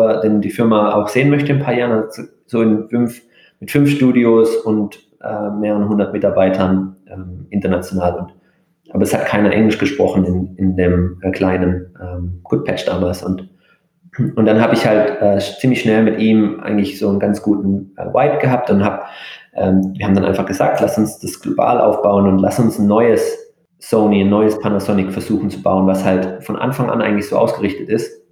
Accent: Germany; also born or lived in Japan; als, als Deutscher

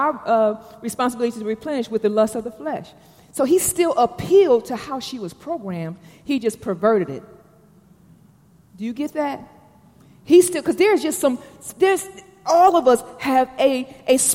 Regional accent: Detroit, Michigan, United States; now in Atlanta, United States; I'm from Detroit

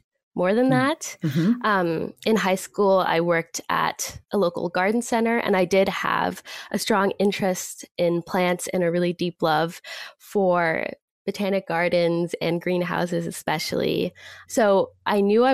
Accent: Boston, Massachusetts, United States; also born or lived in Natick, Massachusetts; I grew up in Jamaica Plain, which is one of the greenest areas in Boston

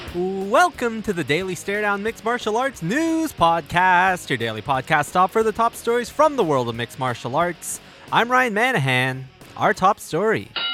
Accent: Canada; my home country of Canada

